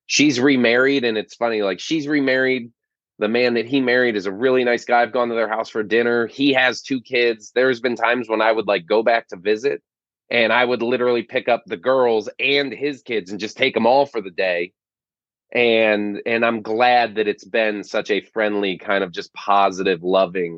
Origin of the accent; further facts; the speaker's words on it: Florida Keys, United States; now in San Diego, United States; I grew up in the Florida Keys